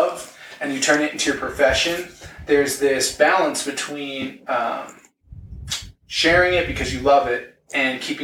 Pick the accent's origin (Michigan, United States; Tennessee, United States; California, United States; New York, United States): New York, United States; Long Island; now in Denver, United States; I'm from Long Island. I was a New York City boy. Now I'm in Denver